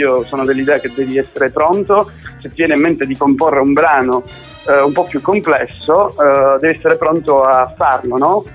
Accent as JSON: {"language": "Italian", "region": "Sicily", "country": "Italy", "also_born_or_lived": "Australia", "moved": "yes"}